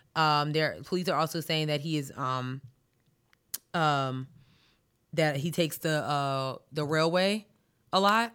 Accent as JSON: {"language": "English", "area": "Long Island", "region": "New York", "country": "United States", "tie": "born or raised there", "said": "I was born and raised in Long Island"}